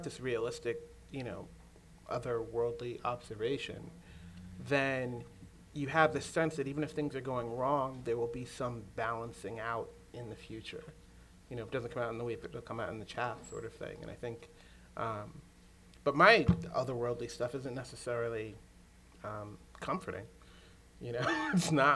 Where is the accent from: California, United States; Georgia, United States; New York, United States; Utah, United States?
New York, United States; New York City; moved away; I'm from New York City